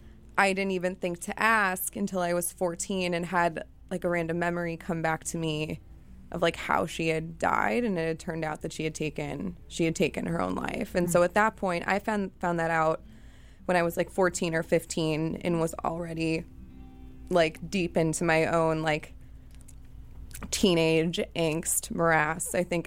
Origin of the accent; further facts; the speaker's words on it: Chicago, Illinois, United States; So for me, I grew up in Chicago with a mother who was an addict and also really depressed